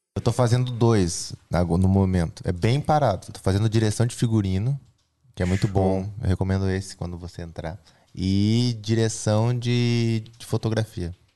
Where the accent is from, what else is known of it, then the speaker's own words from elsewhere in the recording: Brazil; Eu sou o cara do gospel, eu sou brasileiro, eu sou jovem.